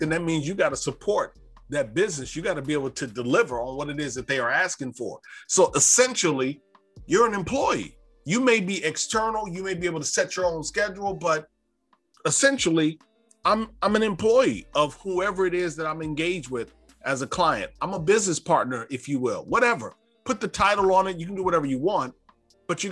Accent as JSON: {"language": "English", "town": "Davenport", "region": "Iowa", "country": "United States", "tie": "born or raised there", "said": "I grew up in Davenport, Iowa"}